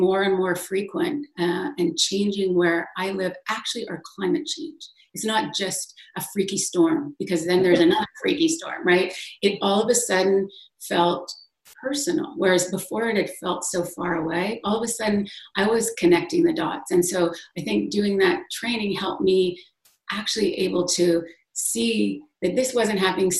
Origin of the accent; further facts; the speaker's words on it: Western Canada, Alberta, Canada; moved away as an adult; now in New York City, United States; originally I'm from Western Canada, Alberta, which is oil country